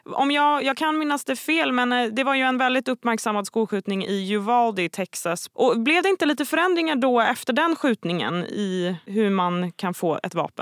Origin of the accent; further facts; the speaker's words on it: Sweden; som svensk